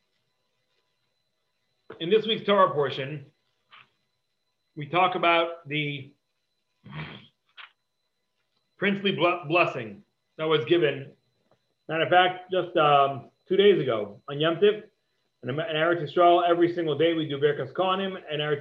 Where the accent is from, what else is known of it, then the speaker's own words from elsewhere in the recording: Cleveland, Ohio, United States; I grew up in Cleveland